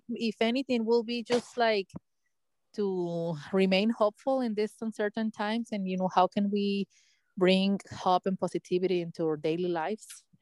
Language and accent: English; Guadalajara, Jalisco, Mexico; moved away as an adult; now in San Diego, United States; I am born and raised in Guadalajara, Mexico. I moved to San Diego when I finished my degree